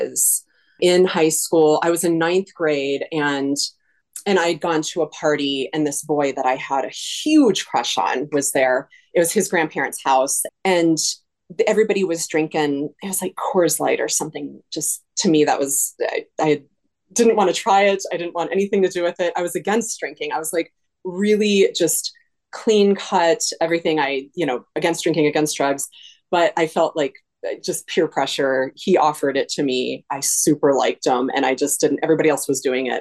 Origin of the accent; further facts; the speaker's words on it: California, United States; also born or lived in Colorado; now in Minneapolis, United States; I grew up in Colorado and California.